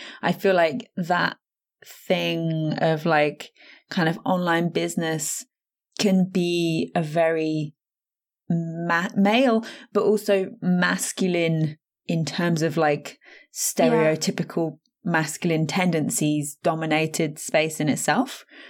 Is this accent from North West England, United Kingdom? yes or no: no; East Midlands, United Kingdom; now in Buckinghamshire, United Kingdom; so like I live in Buckinghamshire, but I was born and I grew up in Northamptonshire, which isn't really known to begin with.